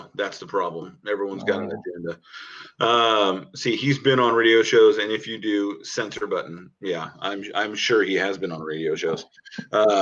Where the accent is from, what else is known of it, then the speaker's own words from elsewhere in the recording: Washington, United States; growing up on a lake in Washington